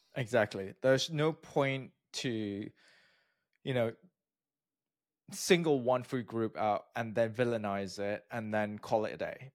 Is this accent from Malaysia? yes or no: yes; Malaysia; moved away as an adult; also born or lived in United Kingdom; now in United States; I'm from Malaysia